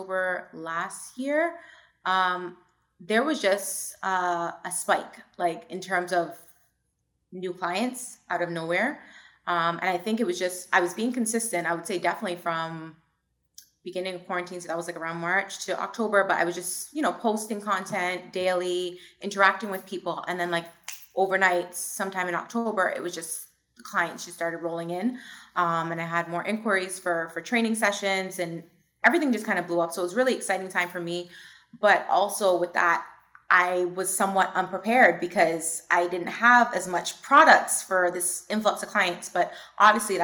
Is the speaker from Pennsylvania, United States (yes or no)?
no; New York City, New York, United States; I was born in Brooklyn